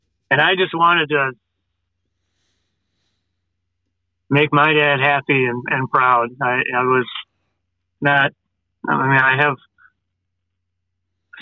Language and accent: English; Grosse Pointe, Michigan, United States; I grew up in Grosse Pointe, Michigan